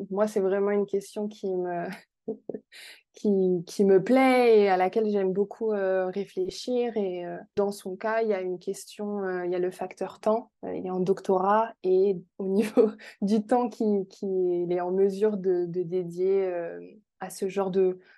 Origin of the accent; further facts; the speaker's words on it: France; accent: French; je crois que ça fait longtemps que mon accent français euh, n'est plus présent en anglais.